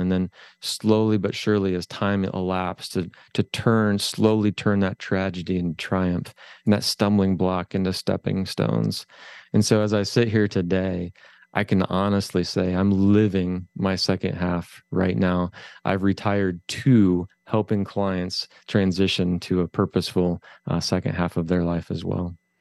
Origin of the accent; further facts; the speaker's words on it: Findlay, Ohio, United States; I'm from Northwest Ohio, a little c, little town called Findlay